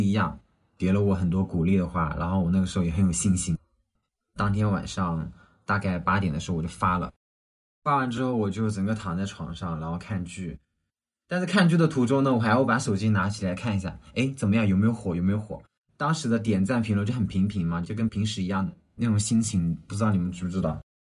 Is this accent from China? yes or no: yes; Ganzhou, Jiangxi, China; accent: Ganzhou dialect; 我们赣州话的元素